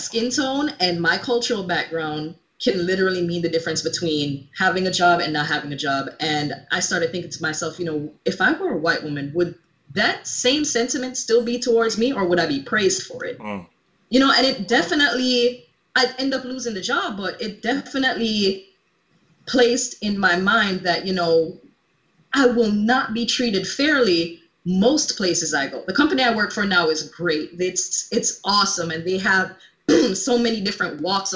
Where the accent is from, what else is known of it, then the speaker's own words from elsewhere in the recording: Jamaica; also born or lived in Alaska; now in United States; growing up in Jamaica in like this cultural melting